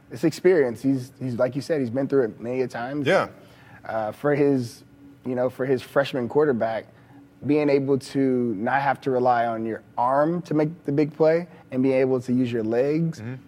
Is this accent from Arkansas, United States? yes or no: no; Texas, United States; I'm from Texas. You know, growing up, I watched Texas